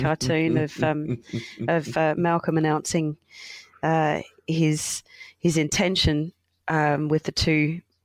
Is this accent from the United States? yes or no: no; Australia; growing up in Australia